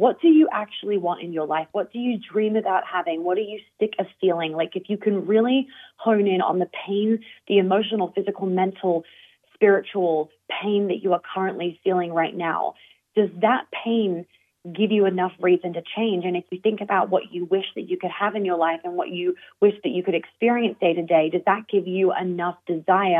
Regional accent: Australia; now in United States; me being Australian and now living in the US

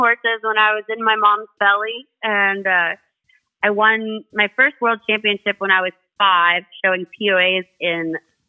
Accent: Thunder Bay, Ontario, Canada; also born or lived in Iowa, United States; So I was born in Thunder Bay, Ontario. And I was raised back and forth between Thunder Bay and Iowa.

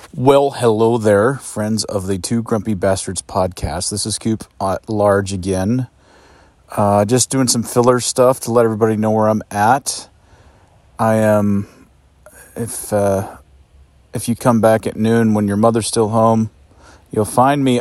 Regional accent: Mount Rainier, Washington, United States; the folks that I grew up with around Mount Rainier

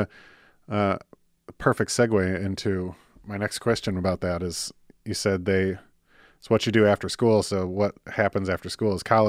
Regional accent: Michigan, United States; I grew up in Michigan.

